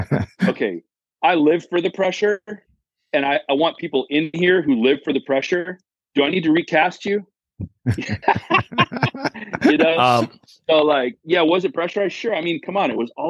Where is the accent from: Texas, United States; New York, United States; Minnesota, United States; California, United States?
New York, United States; New York City; I'm an old New Yorker. I'm a New Yorker from years and years back.